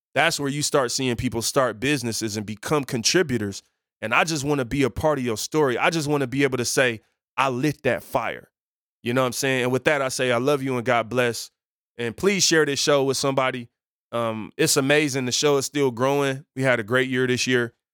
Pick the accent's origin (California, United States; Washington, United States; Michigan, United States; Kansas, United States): Michigan, United States; Detroit; I grew up in Detroit on Seven Mile.